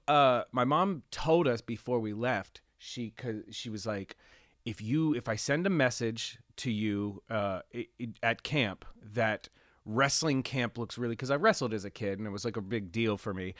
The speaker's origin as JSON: {"language": "English", "region": "Pennsylvania", "country": "United States", "tie": "born or raised there", "also_born_or_lived": "Reading, Pennsylvania / Pittsburgh area", "said": "I was born in Pennsylvania, um, in Lancaster General Hospital in Pennsylvania"}